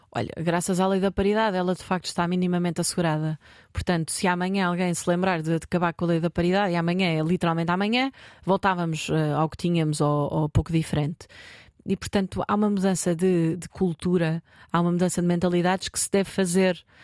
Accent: Marinha Grande, Centro, Portugal; eu sou da Marinha Grande

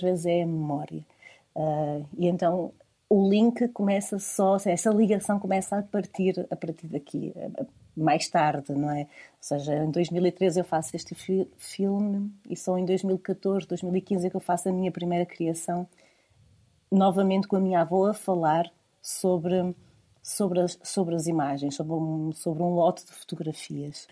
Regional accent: Vila Nova de Famalicão, Norte, Portugal; now in Porto, Portugal; toda a zona de onde eu sou, a zona do Val do Ave. Eh, eu sou de, eh, de Vila Nova de Famalicão.

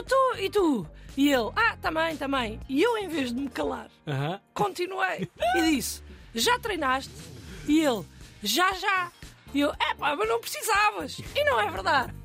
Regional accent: Alentejo, Portugal; eu cresci no Alentejo

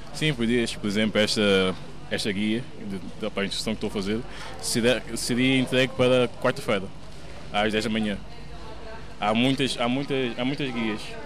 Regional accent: Portugal; sou português. nasci em Portugal.

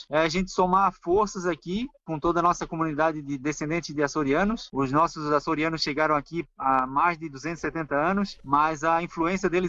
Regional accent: Florianópolis, Santa Catarina, Brazil; accent: Manezinho; E eu sou Manezinho, meus pais são Manezinhos, meus avós, por cerca de 10 gerações, eles estavam tudo aqui. A partir da décima geração é que são os açorianos. A minha imigração açoriana é bem antiga

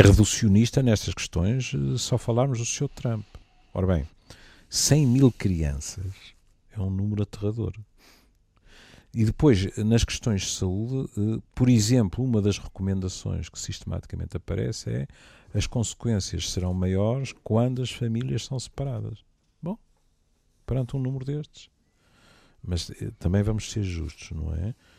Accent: Portugal; como bom português

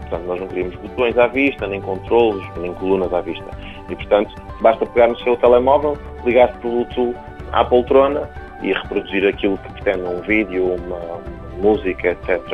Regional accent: Paços de Ferreira, Norte, Portugal; eu sou de Passos Ferreira e, portanto, tenho família que trabalha na área.

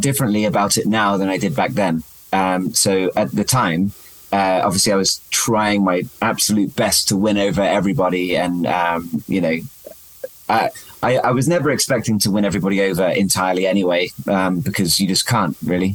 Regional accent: England, United Kingdom; I'm more English than I was when I started

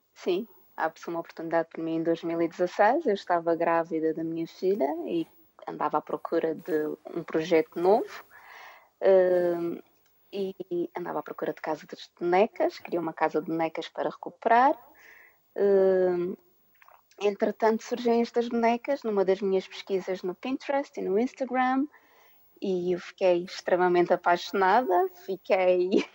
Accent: Madeira, Portugal; moved away as an adult; now in United Kingdom; Eu sou natural da Ilha da Madeira

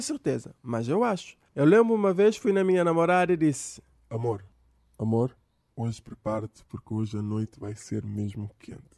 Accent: Cape Verde; eu sou de Cabo Verde, cá da África

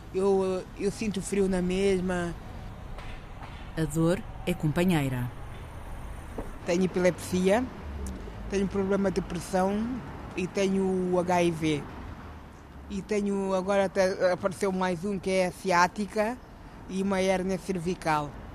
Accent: Alverca do Ribatejo, Lisbon, Portugal; moved away as an adult; also born or lived in Guinea-Bissau; now in Porto, Portugal; eu nasci na Guiné, sou da Guiné-Bissau. E, e, venho de. Sou natural da Alverca do Ribatejo

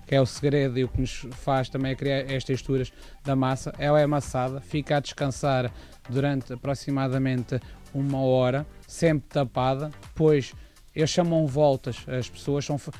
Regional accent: Montemor-o-Velho, Centro, Portugal; eu sou de Monte Mor Velho

